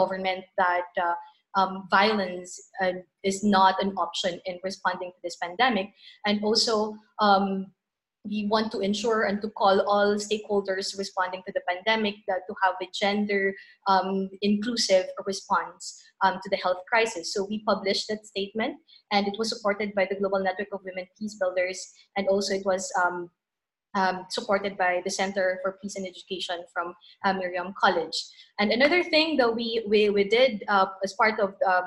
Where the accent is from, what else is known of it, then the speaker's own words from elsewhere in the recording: Philippines; I'm from the Philippines.